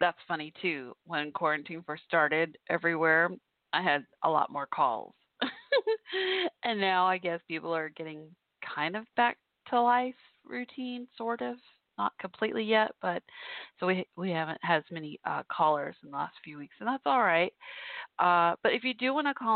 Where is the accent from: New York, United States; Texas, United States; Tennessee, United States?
Texas, United States; Irving; also born or lived in Fort Worth, Texas; My hometown of Irving, Texas, where I grew up